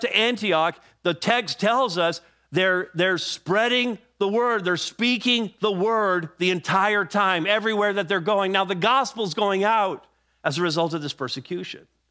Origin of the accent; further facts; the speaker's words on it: Montreal, Quebec, Canada; moved away; my hometown of Montreal